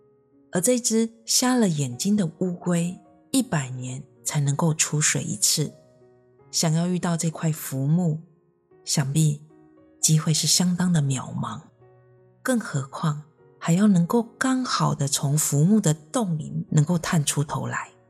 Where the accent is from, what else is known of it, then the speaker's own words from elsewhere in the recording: Myanmar; 我的故乡在一个缅甸非常偏僻的乡下，在那里呢，大多数的人连佛法是什么都不知道。尽管我们也拜佛，但只是一般的民间信仰罢了。